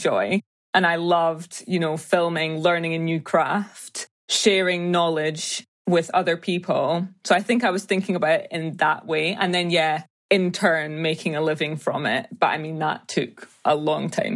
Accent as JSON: {"language": "English", "town": "Edinburgh", "region": "Scotland", "country": "United Kingdom", "tie": "born or raised there", "also_born_or_lived": "Ghana", "said": "I was born and raised in Edinburgh in Scotland"}